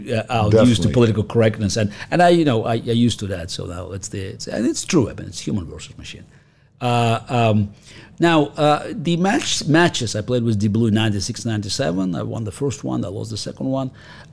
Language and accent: English; Russia; English is a second language; moved away; So I grew up in the Soviet Union, and chess was a big deal there.